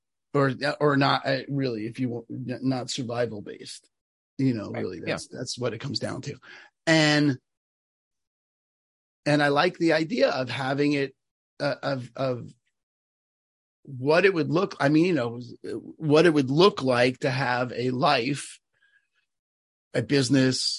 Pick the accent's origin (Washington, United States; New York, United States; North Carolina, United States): New York, United States; I'm from New York